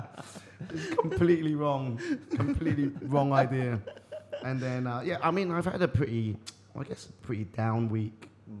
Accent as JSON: {"language": "English", "town": "Eastbourne", "region": "South East England", "country": "United Kingdom", "said": "I'm from the south of England."}